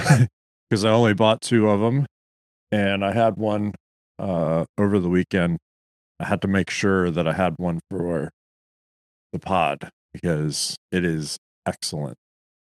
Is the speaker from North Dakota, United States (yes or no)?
no; Gaithersburg, Maryland, United States; my hometown of Gaithersburg, Maryland